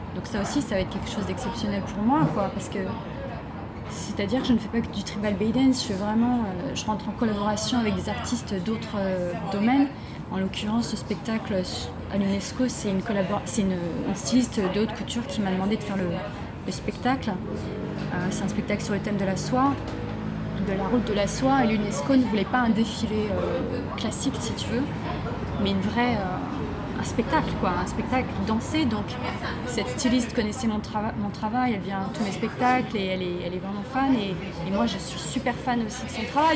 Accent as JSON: {"language": "French", "country": "France", "also_born_or_lived": "Brittany", "moved": "as an adult", "lives_now": "Beijing, China", "said": "je suis une française, euh, une artiste française de tribal bay dance. Je suis basée à Pékin déjà depuis 2008"}